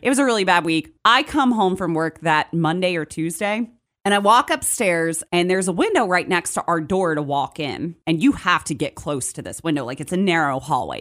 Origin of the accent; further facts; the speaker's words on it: Charlotte, North Carolina, United States; moved away as an adult; also born or lived in Morgantown, West Virginia; now in Martinsburg, United States; I'm originally from Charlotte, North Carolina. Born and raised there. I moved to Morgantown, West Virginia when I was twenty-one.